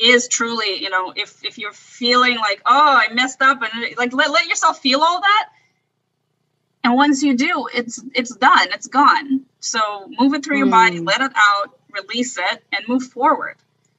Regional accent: Russia; born there; So, you know, I was born in Russia, and the Russian culture is all about suffering.

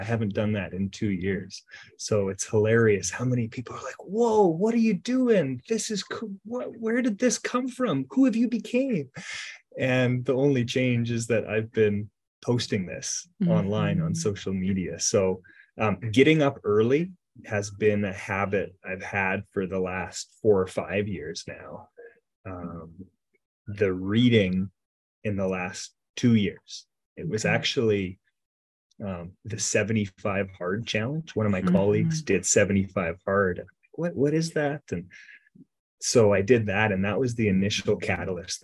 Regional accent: Grande Prairie, Alberta, Canada; now in Edmonton, Canada; I was originally, I grew up in Grand Prairie, Alberta

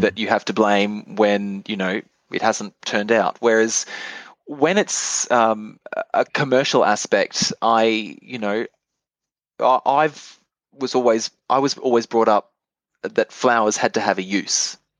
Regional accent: Bundaberg, Queensland, Australia; moved away as an adult; also born or lived in Brisbane / Japan; I come from Queensland and everything is subtropical, and I grew up with heliconias and anthuriums

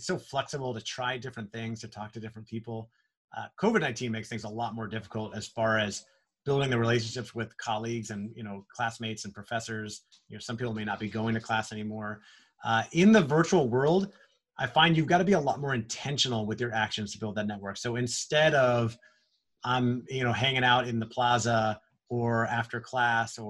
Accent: Orlando, Florida, United States; I grew up in Orlando. My parents were there.

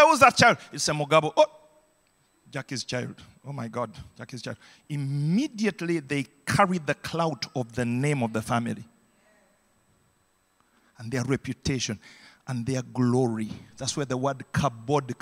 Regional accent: Uganda; growing up in Idi Amin's Uganda

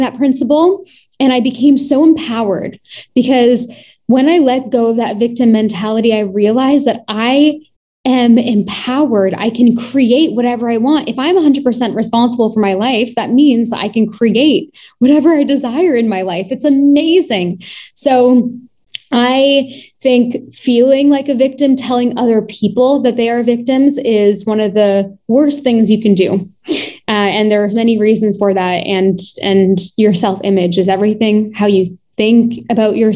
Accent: Toronto, Ontario, Canada; I was born and raised in Toronto.

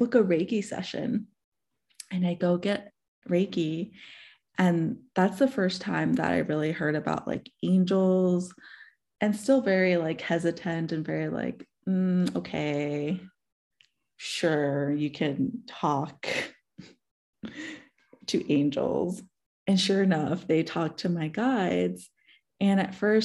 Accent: New York City, New York, United States; moved away; I'm originally from New York City. And so I had gone back to New York to visit my parents.

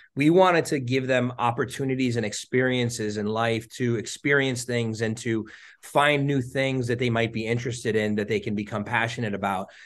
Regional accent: New Jersey, United States; I grew up in New Jersey, um, North Jersey, um, pretty much my whole life

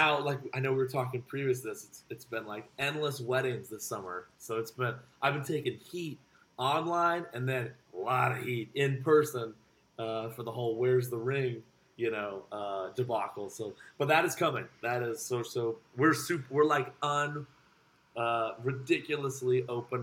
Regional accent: Windham, New Hampshire, United States; moved away as an adult; now in Boston, United States; I'm actually from Windham, New Hampshire

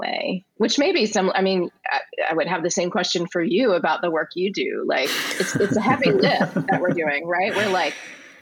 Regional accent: Richmond, Virginia, United States; I'm from Richmond

